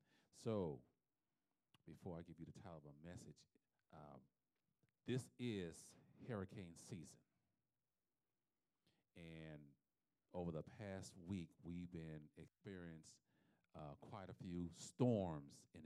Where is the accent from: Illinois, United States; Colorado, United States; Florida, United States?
Florida, United States; South; I'm from South Florida